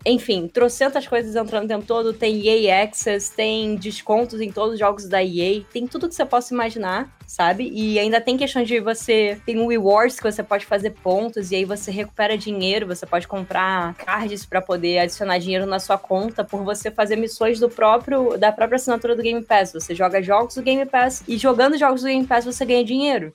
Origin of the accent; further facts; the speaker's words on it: Rio de Janeiro, Brazil; eu sou do Rio de Janeiro